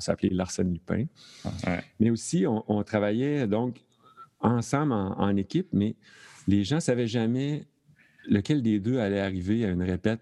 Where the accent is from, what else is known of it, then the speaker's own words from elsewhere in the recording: Thetford Mines, Quebec, Canada; now in Montreal, Canada; je suis originaire de Thetford Mines